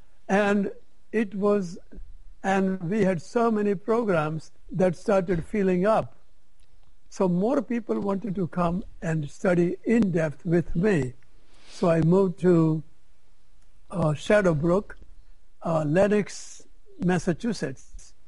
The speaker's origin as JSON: {"language": "English", "country": "India", "said": "Because when I came from India, I didn't know how to advertise."}